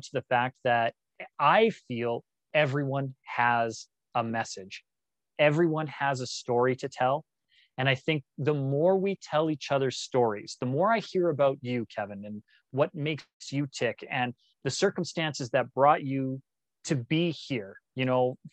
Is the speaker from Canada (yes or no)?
yes; Canada; also born or lived in Australia / Malaysia; us as a Canadian people